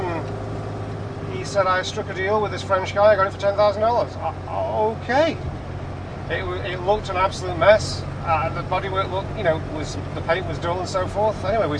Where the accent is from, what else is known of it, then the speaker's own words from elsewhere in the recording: England, United Kingdom; which wasn't the place to be as an Englishman.